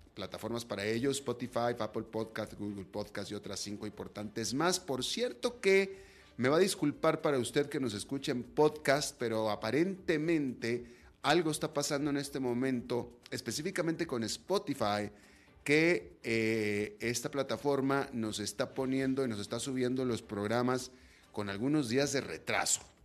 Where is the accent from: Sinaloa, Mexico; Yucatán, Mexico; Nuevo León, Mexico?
Nuevo León, Mexico; Monterrey; Yo soy de esa área, por cierto. Yo soy de Monterrey, que es el norte de México